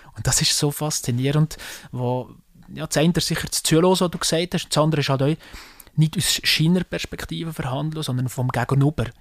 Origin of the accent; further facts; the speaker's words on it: Salgesch, Valais, Switzerland; accent: Walliser dialect; ich komme aus einem, aus einem Weindorf, ich komme von Salgesch